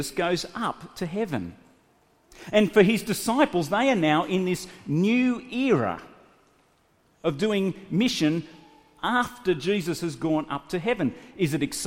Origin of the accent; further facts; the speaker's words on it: Australia; moved away as an adult; also born or lived in Sydney; I loaded up my little Honda hatchback with everything that I had in my country town and left my hometown to move to Sydney to go to university.